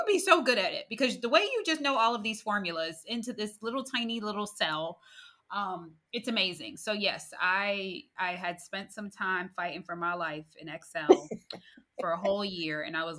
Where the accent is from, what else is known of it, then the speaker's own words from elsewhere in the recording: United States; moved away as an adult; also born or lived in Queens, New York / New Jersey / Winston-Salem, North Carolina / Louisiana; I am originally from New York, New Jersey area. I say both because my dad, he works at a consumer company, which brought us from Queens, New York to New Jersey.